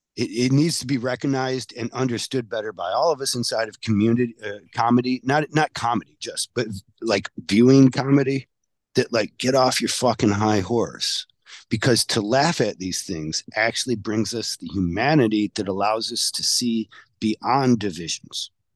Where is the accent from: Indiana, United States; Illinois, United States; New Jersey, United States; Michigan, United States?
Michigan, United States; I'm from Michigan